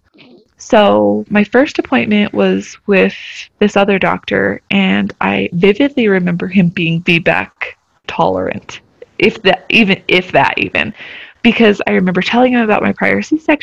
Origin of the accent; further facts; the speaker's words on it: Albuquerque, New Mexico, United States; moved away as an adult; also born or lived in Germany; I actually grew up in New Mexico. I grew up in the Albuquerque area